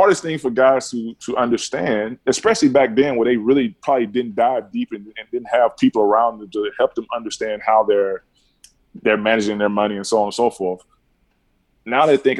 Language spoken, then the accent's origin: English; Alabama, United States; I grew up in Keldon, Alabama